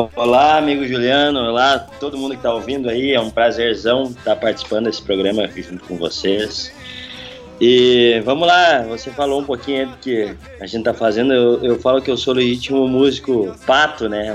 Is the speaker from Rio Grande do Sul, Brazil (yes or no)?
yes; Não-Me-Toque, Rio Grande do Sul, Brazil; also born or lived in Passo Fundo; Nametoque, a cidade onde eu nasci